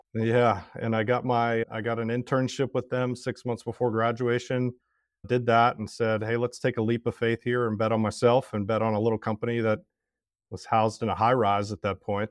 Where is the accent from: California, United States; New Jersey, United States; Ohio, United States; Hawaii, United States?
Ohio, United States; Cincinnati; also born or lived in Oxford, Ohio / Tennessee; born in Cincinnati, Ohio. I still got family that lives there